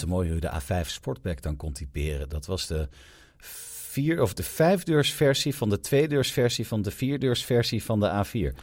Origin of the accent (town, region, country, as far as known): Netherlands